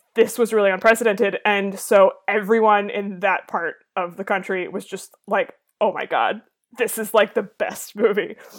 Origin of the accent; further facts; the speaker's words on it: Boston, Massachusetts, United States; I am from the Boston area